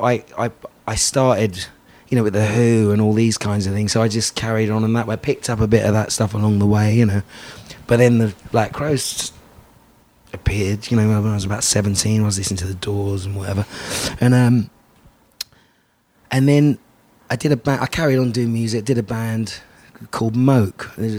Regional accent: London, United Kingdom; Grew up in London

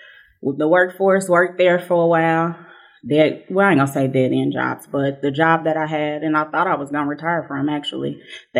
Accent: Indianapolis, Indiana, United States; I grew up by the fairgrounds.

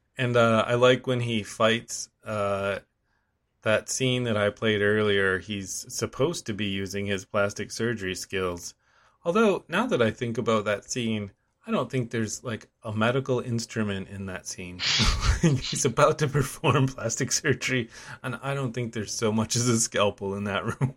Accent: United States; I'm American

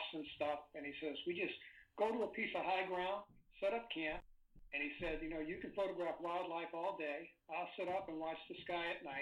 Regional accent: St. Louis, Missouri, United States; I grew up in St. Louis, Missouri.

